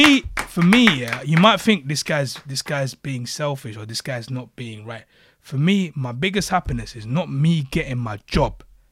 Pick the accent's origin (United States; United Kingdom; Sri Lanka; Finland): Sri Lanka; born there; I was born in Sri Lanka, by the way.